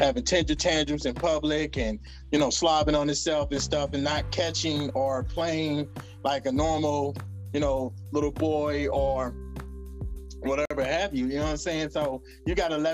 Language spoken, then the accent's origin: English; the Bible Belt, the South, United States; also born or lived in Decatur, Georgia / New York; I come from the Bible Belt